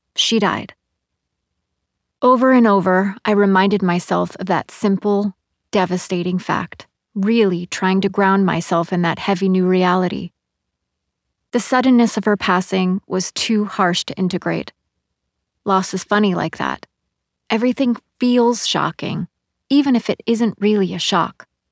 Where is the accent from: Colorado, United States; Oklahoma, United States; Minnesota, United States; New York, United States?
New York, United States; Hudson Valley; moved away as an adult; now in New York City, United States; ride an hour up the river to the Hudson Valley to my hometown.